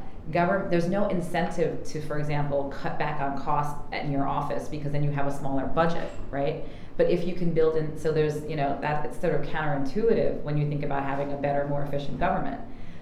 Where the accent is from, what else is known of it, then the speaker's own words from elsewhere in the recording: New York, United States; especially growing up in New York. We have our own ecosystem bubble here